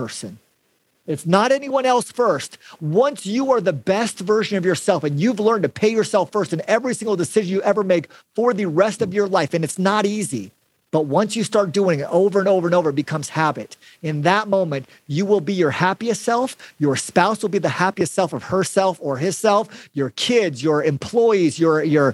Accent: Mesa, Arizona, United States; also born or lived in Gilbert, Arizona; I grew up in West Mesa. That's kind of a poor part of Arizona

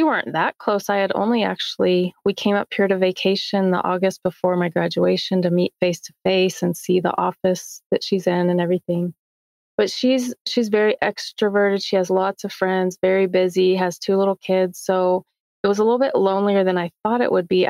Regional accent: Texas, United States; moved away as an adult; now in Coeur d'Alene, United States; So I grew up and graduated in Texas.

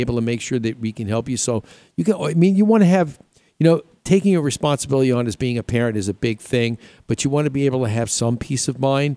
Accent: New York, United States; I grew up in New York

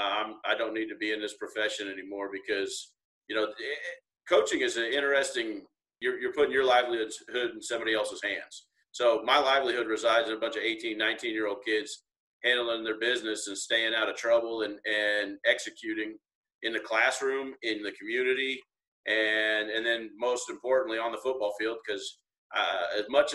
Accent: Wichita, Kansas, United States; I was born and raised in Wichita, Kansas

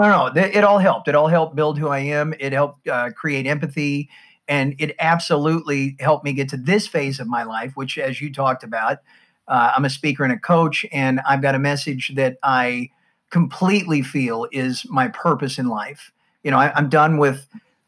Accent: United States; you can tell from my accent, I'm from the States

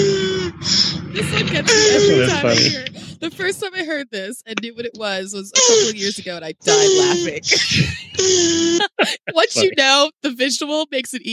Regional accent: Florida, United States; I'm from Florida

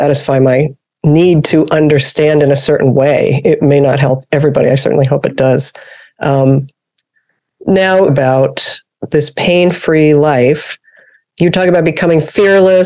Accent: New York, United States; I'm from New York.

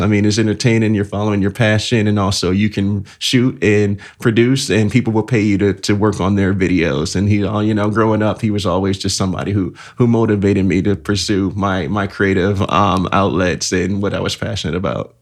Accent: Elkhart, Indiana, United States; I am from Elk Garden, Indiana, born and raised. So the city with the heart

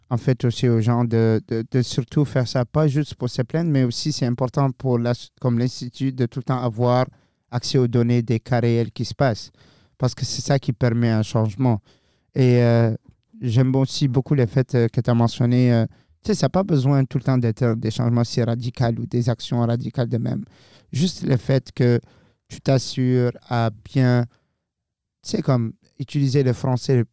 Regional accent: New Brunswick, Canada; accent: Acadian; French is a second language; moi, c'est ici que j'ai appris le français. Et je pense que c'est clair pour tout le monde qui nous écoute à ce point que j'ai un accent un petit peu acadien

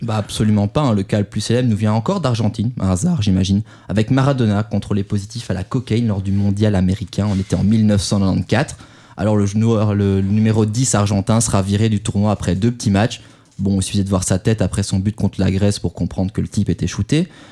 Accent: France; chez nous en France

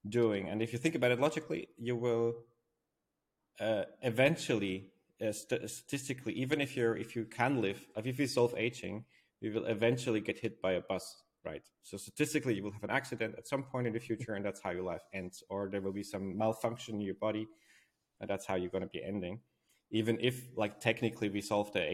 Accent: Switzerland; from where I was born in Switzerland, it's a very beautiful country

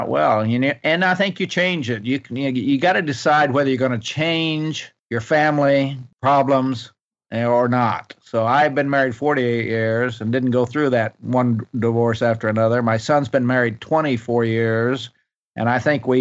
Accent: Ardmore, Oklahoma, United States; moved away as an adult; also born or lived in Bartlesville, Oklahoma / Washington, D.C.; I was born in Bartlesville up north and raised in Ardmore, which is a little town around about 90 miles north of Dallas, Texas.

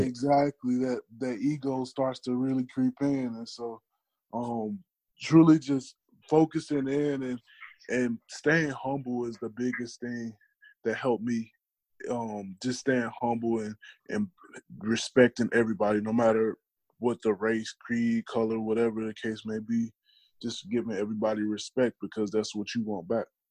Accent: Madison, Illinois, United States; my hometown, which was Madison, Illinois

